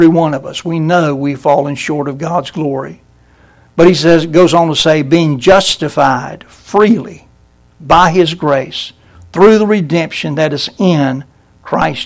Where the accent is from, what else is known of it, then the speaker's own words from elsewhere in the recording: Brunswick, Georgia, United States; I grew up in Brunswick